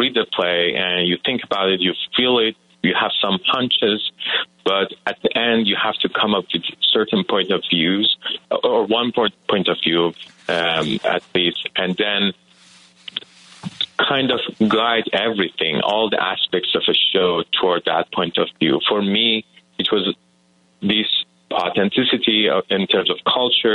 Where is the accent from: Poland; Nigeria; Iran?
Iran; English is a second language; moved away as an adult; now in United States; I was born and raised in Iran. I came here to the U.S. in 2018